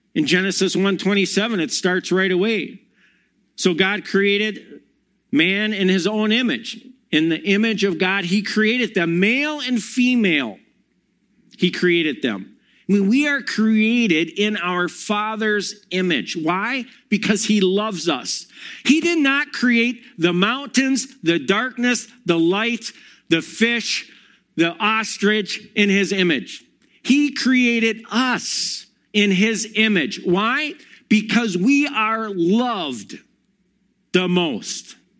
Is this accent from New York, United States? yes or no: no; Monona, Wisconsin, United States; also born or lived in Milwaukee; I grew up in Monona Grove and then moved to Milwaukee